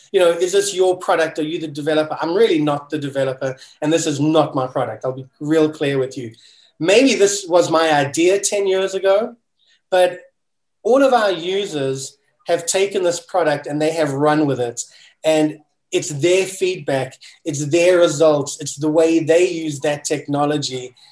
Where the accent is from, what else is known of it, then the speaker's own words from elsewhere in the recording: South Africa; moved away as an adult; now in United States; I'm a kid from South Africa, and it was always my dream to move to America